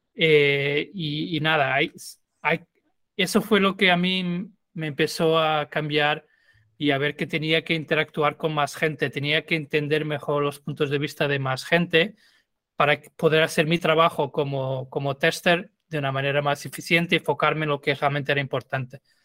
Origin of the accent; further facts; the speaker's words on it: Lisbon, Portugal; Spanish is a second language; moved away as an adult; now in Madrid, Spain; yo soy de Lisboa y viví en Lisboa hasta terminar la universidad pero vivo en, em, España, en Madrid, hace 12 años más o menos